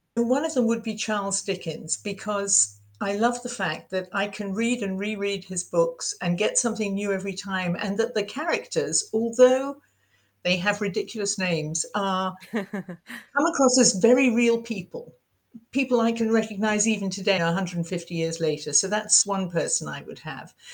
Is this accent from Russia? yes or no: no; United Kingdom; accent: English; moved away as an adult; now in United States; being British